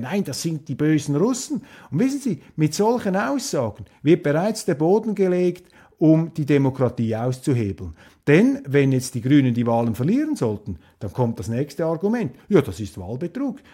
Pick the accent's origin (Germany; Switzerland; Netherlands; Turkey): Switzerland; als Schweizer